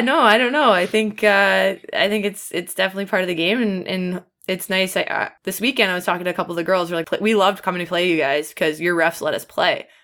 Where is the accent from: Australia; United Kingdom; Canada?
Canada; Ottawa, Ontario; moved away as an adult; also born or lived in Syracuse / Toronto; I'm from Canada. I'm from Ottawa originally.